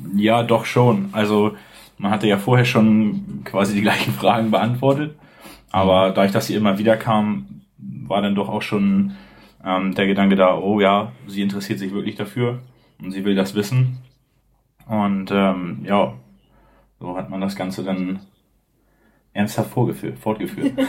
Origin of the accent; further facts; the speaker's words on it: Bad Oldesloe, Schleswig-Holstein, Germany; also born or lived in Hamburg; ich ähm, lebe eigentlich schon mein ganzes Leben in Bad Oldesloe, das ist zwischen Lübeck und Hamburg, relativ in der Mitte.